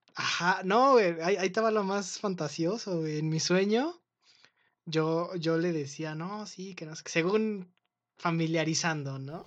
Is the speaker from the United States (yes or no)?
no; Mexico City, Mexico; accent: Mexico City accent (cantadito); yo no sabía que en la Ciudad de México también teníamos un acento